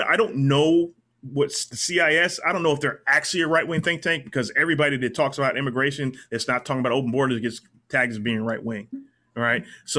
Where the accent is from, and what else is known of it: United States